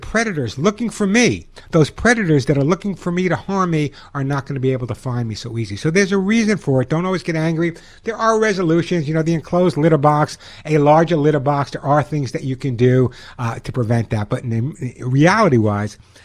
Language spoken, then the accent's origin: English; Oceanside, New York, United States; now in Santa Monica, United States; I'm in Santa Monica, and I grew up in Oceanside, Long Island